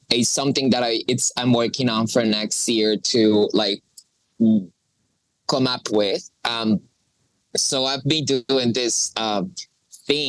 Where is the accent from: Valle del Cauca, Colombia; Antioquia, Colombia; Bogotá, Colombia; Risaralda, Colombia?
Risaralda, Colombia; Pereira; English is a second language; moved away as an adult; also born or lived in United States; I was born in Colombia. I was raised in Colombia